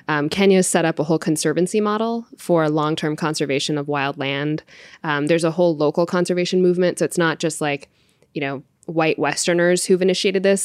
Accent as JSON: {"language": "English", "country": "India", "said": "I'm Indian"}